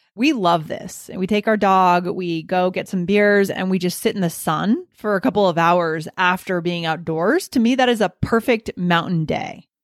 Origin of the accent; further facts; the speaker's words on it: New Hampshire, United States; also born or lived in New York City / Boston / Virginia; now in Colorado, United States; I grew up in New Hampshire